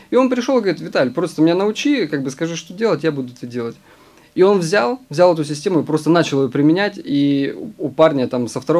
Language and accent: Russian; Omsk, Omsk Oblast, Russia; я из Омска